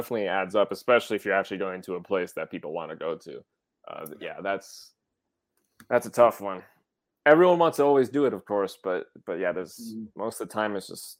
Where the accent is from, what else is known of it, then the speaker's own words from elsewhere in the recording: River Falls, United States; moved away; I'm from River Falls, a pretty small town. So, I mean, it's a college town, so it's not a tiny town, but it's not a tourist location.